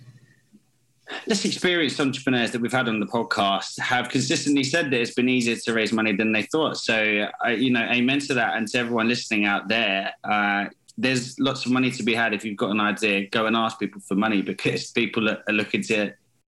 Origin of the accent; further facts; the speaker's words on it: London, United Kingdom; I'm from London